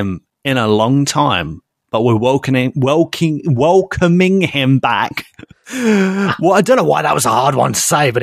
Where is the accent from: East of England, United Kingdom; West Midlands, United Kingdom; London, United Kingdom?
East of England, United Kingdom; Basildon; I was from Basildon, Essex. I worked there